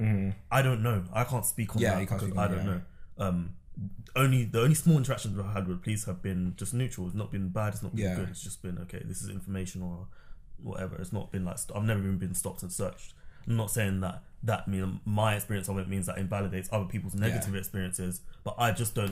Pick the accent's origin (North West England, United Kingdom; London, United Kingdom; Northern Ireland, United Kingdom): London, United Kingdom; I grew up in South London